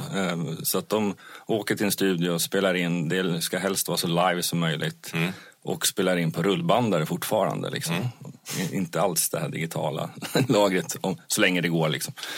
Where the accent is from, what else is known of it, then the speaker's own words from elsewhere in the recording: Småland, Sweden; moved away; jag kommer ju själv ner från Småland